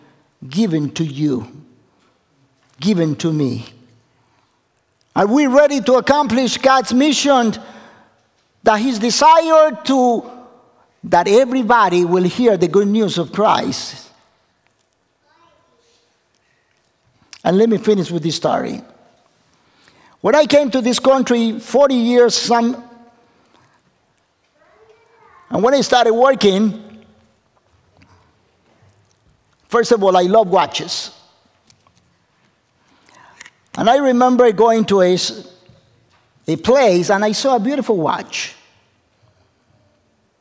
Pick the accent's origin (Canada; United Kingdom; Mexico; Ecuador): Ecuador; English is a second language; moved away; I come from Ecuador, South America.